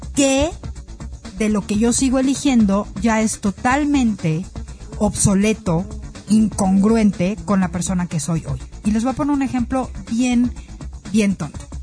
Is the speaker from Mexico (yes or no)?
yes; Mexico; como mexicanos